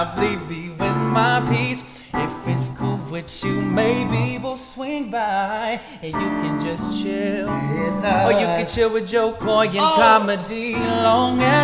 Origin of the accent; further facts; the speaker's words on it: San Francisco, California, United States; I'm from San Francisco